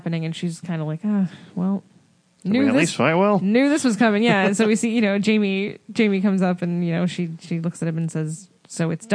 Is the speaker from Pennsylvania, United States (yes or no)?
no; New Jersey, United States; I'm from Jersey